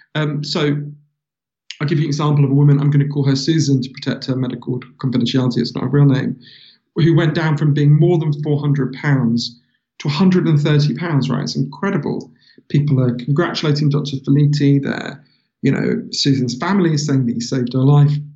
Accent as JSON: {"language": "English", "region": "London", "country": "United Kingdom", "tie": "born or raised there", "also_born_or_lived": "Glasgow", "said": "I'm from London. So um, I've, I've um, yeah, I was I was born in in uh, Glasgow because my mother's Scottish. Um, but they moved here when I was a baby"}